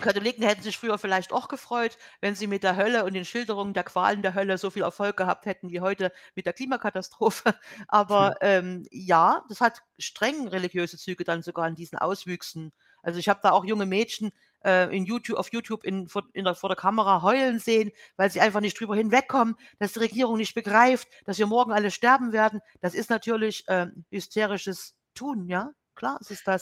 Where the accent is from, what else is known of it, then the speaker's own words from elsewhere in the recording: Germany; als Deutsche